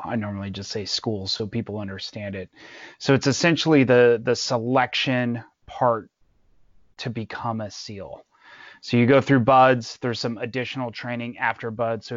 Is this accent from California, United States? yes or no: yes; Los Angeles, California, United States; also born or lived in Santa Clarita, California; So I grew up in LA, specifically Northridge. I lived there for a long time